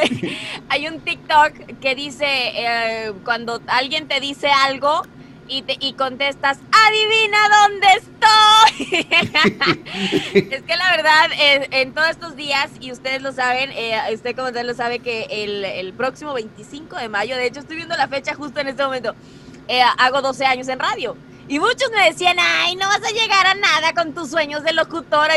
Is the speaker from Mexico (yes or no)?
yes; Mexico; nosotros los mexicanos